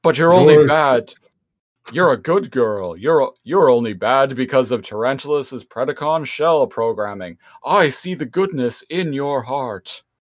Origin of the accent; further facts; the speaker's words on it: Canada; we are Canadian